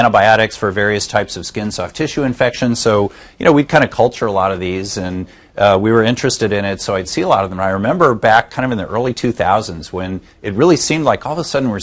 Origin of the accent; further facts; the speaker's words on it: Kansas City, Missouri, United States; now in Southern California, United States; I actually grew up in the Midwest. I'm from Kansas City